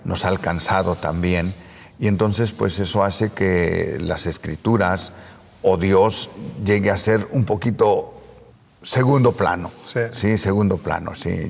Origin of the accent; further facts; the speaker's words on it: San Bartolomé Hueyapan, Puebla, Mexico; el templo que se construyó en mi pueblo, en San Bartolomé Hueyapan